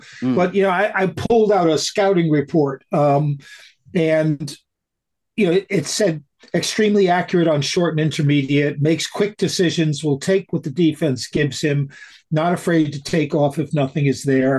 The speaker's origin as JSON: {"language": "English", "region": "New England", "country": "United States", "tie": "born or raised there", "also_born_or_lived": "Montreal", "moved": "yes", "said": "I grew up in New England. I lived in Montreal."}